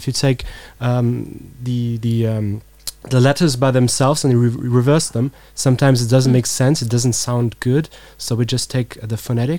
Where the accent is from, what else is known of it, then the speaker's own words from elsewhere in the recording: Luxembourg; English is a second language; Luxembourgish, because we're from Luxembourg.